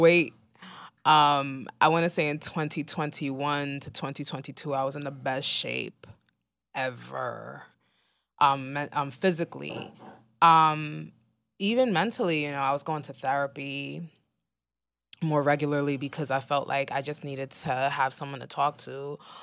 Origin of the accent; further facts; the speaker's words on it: New York City, New York, United States; as a New Yorker